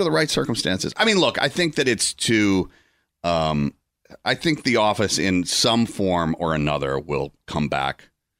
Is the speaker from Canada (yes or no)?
no; Atlanta, Georgia, United States; Atlanta, Georgia, yeah.